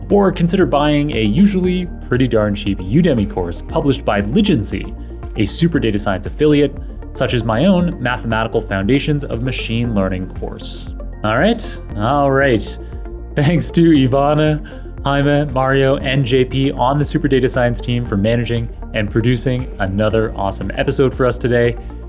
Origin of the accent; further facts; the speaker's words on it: Canada; So as a Canadian, I strongly support your choices here.